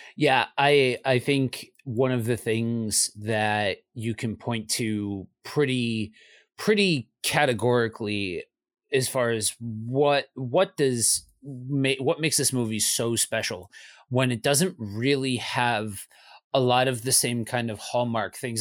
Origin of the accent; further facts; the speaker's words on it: Northeast, United States; moved away; also born or lived in Midwest; I'm from the Northeast, so we are a bit of a snow globe